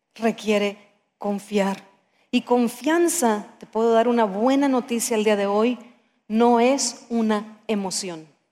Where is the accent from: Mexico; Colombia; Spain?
Mexico; como somos mexicanos